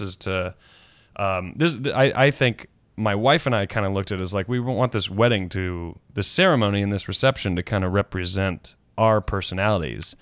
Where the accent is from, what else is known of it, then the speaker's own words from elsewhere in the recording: South Carolina, United States; moved away as an adult; also born or lived in Washington, D.C.; my South Carolina, my home state